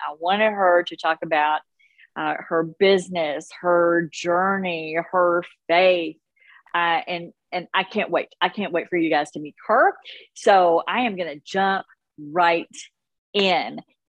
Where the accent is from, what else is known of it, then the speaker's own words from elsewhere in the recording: Kentucky, United States; I'm your host … I'm a ninth generation Kentuckian, a wife. I recently became a first-time mom at the age of 50.